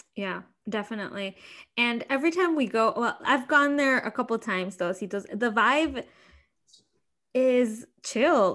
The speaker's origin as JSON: {"language": "English", "country": "Mexico", "tie": "born or raised there", "moved": "yes", "lives_now": "Chicago, United States", "said": "growing up in Mexico, like I did, is different from like growing up here"}